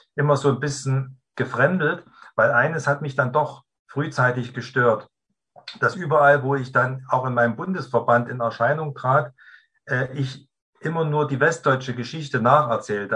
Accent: East Germany, Germany; ich gehörte zu den Ostdeutschen

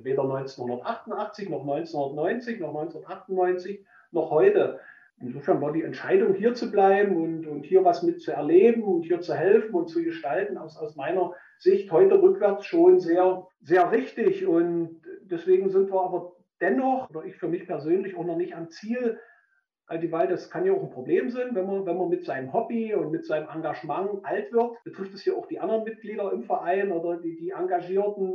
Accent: Saxony-Anhalt, Germany; in meiner Heimat, in der Dümer Heide, die mich hier festgehalten hat

